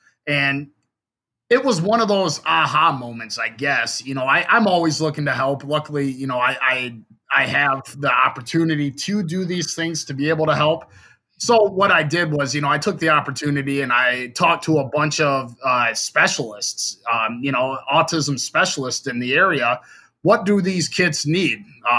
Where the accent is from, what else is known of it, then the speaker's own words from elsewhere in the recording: Davison, Michigan, United States; now in Frankenmuth, United States; I'm from Davison originally, now live in Frankenmuth.